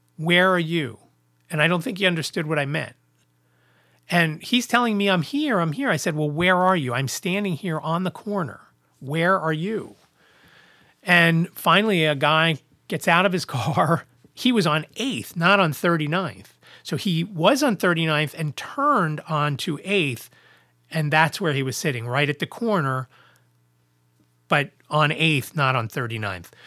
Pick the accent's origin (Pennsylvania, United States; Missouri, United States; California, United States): Pennsylvania, United States; Philadelphia; from Philadelphia